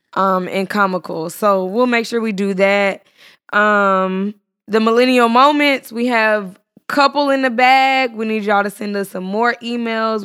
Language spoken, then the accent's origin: English; Texas, United States; I'm from Texas. We talk slow